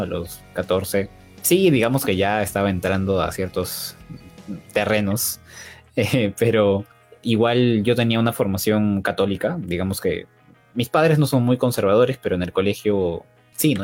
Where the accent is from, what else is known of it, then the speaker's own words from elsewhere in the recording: Lima, Peru; yo soy de Perú